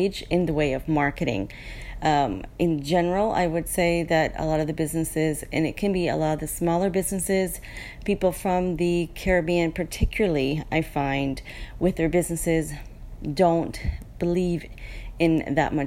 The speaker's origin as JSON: {"language": "English", "town": "New Orleans", "region": "Louisiana", "country": "United States", "tie": "born or raised there", "moved": "as an adult", "lives_now": "Cayman Islands", "said": "I was born and raised in the U.S. just out of New Orleans, outside of New Orleans."}